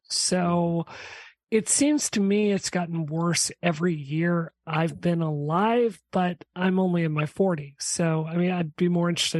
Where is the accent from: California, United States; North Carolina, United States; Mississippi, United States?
Mississippi, United States; I grew up in Mississippi.